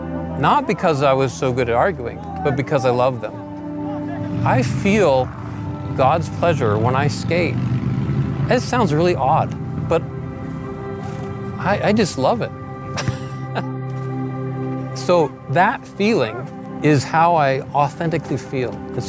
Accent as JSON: {"language": "English", "town": "Seattle", "region": "Washington", "country": "United States", "tie": "born there", "said": "So I was born in Seattle, Washington, and I started skateboarding when I was 12."}